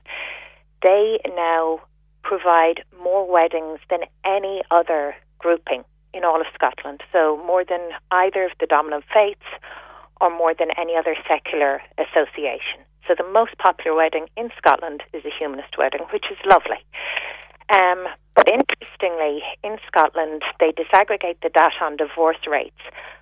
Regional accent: Wexford, Leinster, Ireland; moved away as an adult; also born or lived in Cork; I'm from Wexford Town, and I started off with South East Radio

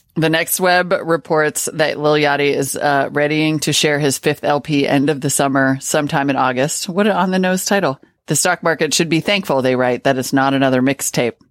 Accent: Montana, United States; when I was a kid growing up in Montana

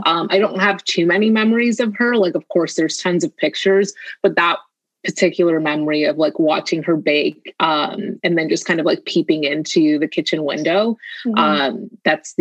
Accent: Toronto, Ontario, Canada; I was born and raised here in Canada, Toronto

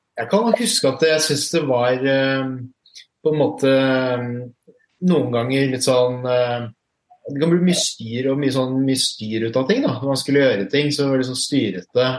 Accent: Fredrikstad, Østfold, Norway; now in Oslo, Norway; født og oppvokst i Fredrikstad

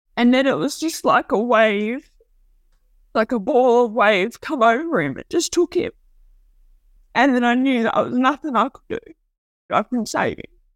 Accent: Port Macquarie, New South Wales, Australia; I grew up in Port Macquarie. It's like a hometown to me

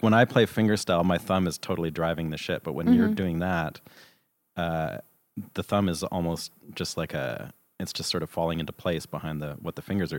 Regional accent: Canada; hey, I'm from Canada.

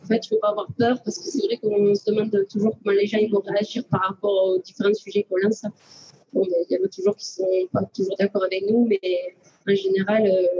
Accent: south of France, France; accent: southern French; vous allez comprendre qu'on est du sud avec notre accent.

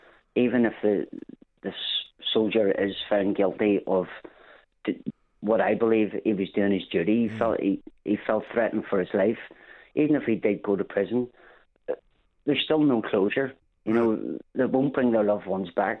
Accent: Belfast, Northern Ireland, United Kingdom; moved away; grew up on the Falls Road.

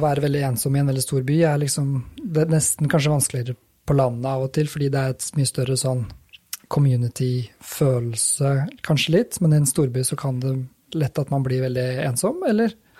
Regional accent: Rakkestad, Eastern Norway, Norway; jeg er jo østlending

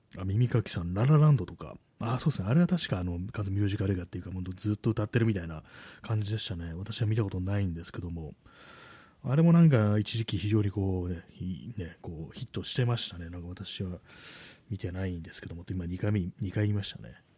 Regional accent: Tokyo, Japan; 私も東京の人間でね、まだずっと東京にいるんでね

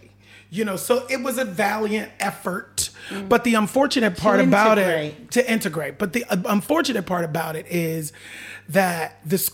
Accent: Pittsburgh, Pennsylvania, United States; I grew up in Pittsburgh, Pennsylvania

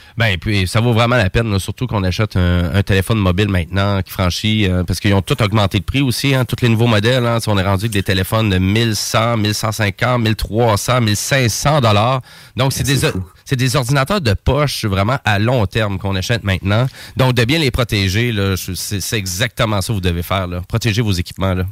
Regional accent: Saint-Georges, Quebec, Canada; je viens de Saint-Georges de Beauce

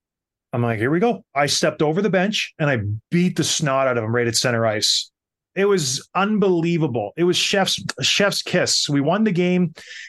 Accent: St. Catharines, Ontario, Canada; my hometown team

